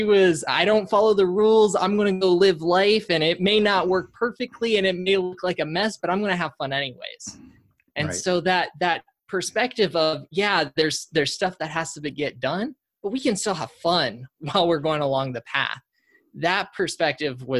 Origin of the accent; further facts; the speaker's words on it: Colorado, United States; now in Austin, United States; Born and raised in Colorado, but living in Austin.